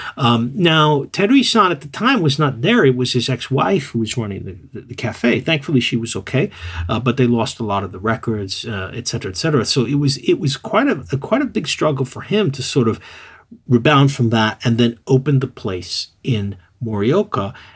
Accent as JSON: {"language": "English", "town": "New York City", "region": "New York", "country": "United States", "also_born_or_lived": "Tokyo region", "moved": "as an adult", "lives_now": "Tokyo, Japan", "said": "I was from New York City"}